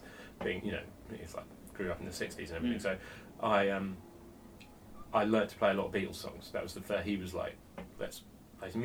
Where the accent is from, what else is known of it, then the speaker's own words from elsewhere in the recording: between Reading and Oxford, South East England, United Kingdom; also born or lived in Henley; I was born in Oxford. I didn't really live there. I sort of lived in a couple of places just sort of between Reading and Oxford